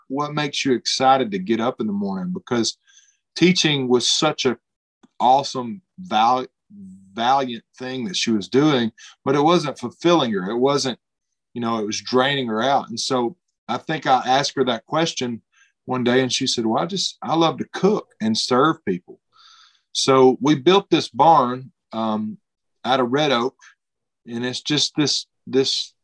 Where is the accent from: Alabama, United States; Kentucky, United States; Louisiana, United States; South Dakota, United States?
Alabama, United States; we grew up in Alabama